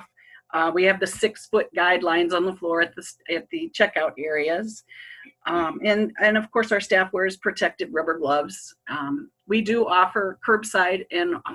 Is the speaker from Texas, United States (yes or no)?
no; Spearfish, South Dakota, United States; I'm born and raised in Spearfish